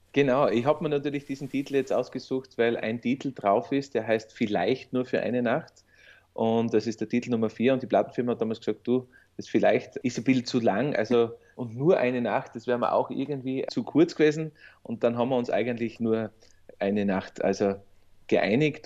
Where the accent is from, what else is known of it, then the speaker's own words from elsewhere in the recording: Sinabelkirchen, Styria, Austria; Also ich bin ja aus Sinemarkirchen im Bezirk Weiz.